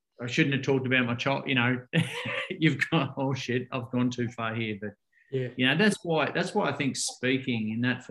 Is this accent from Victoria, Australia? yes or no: yes; Ocean Grove, Victoria, Australia; I grew up in Ocean Grove here in Victoria, about an hour and a half out of Melbourne, down on the coast